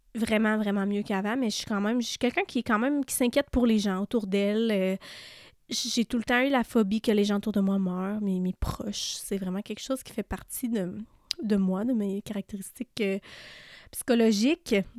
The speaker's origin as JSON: {"language": "French", "area": "Témiscamingue", "region": "Quebec", "country": "Canada", "said": "on vient d'une petite région, là, euh, je viens du Témiscamingue, puis, tu sais, tout le monde se connaît dans cette région-là"}